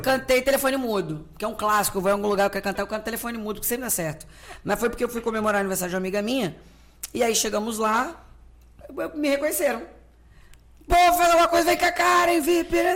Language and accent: Portuguese; Rio de Janeiro, Brazil; pro Rio, que é onde eu nasci